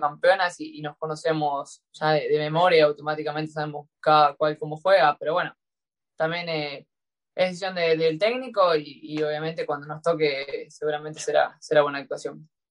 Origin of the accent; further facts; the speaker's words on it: Rosquín, Santa Fe, Argentina; moved away; en el club Juventud Unida de Rosquín Club, de donde es mi pueblo, que es Rosquín